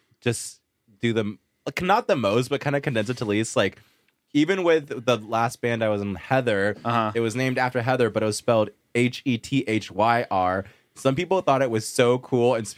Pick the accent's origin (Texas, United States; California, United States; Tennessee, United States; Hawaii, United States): California, United States; Long Beach; there was this one street called Levin Street that I grew up on in Long Beach.